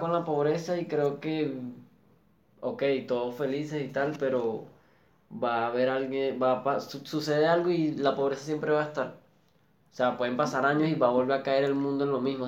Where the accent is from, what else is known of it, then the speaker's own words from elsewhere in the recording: Caracas, Capital District, Venezuela; yo vengo de un barrio de Antímano, Caracas